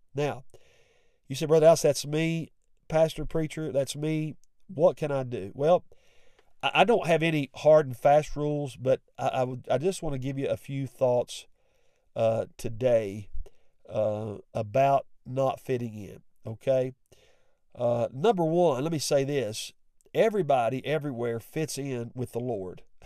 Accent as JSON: {"language": "English", "region": "West Virginia", "country": "United States", "said": "I have an accent. I'm from West Virginia"}